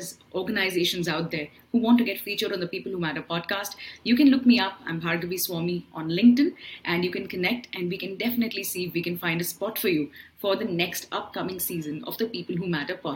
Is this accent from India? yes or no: yes; Bangalore, Karnataka, India; I'm a Bangalorean